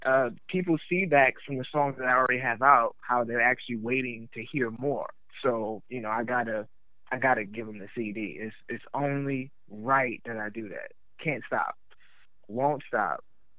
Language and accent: English; New York, United States; I'm from New York.